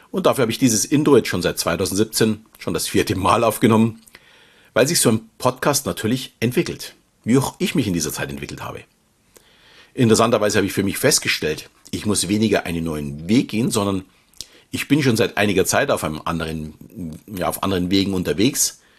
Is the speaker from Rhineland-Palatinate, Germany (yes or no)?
no; Munich, Bavaria, Germany; Wie man vielleicht schon hört, komme ich aus dem Süden Deutschlands und fühle mich, auch wenn ich mittlerweile mit meiner Familie etwas außerhalb wohne, noch immer als echter Münchner. Schließlich bin ich geboren und aufgewachsen in der bayerischen Landeshauptstadt.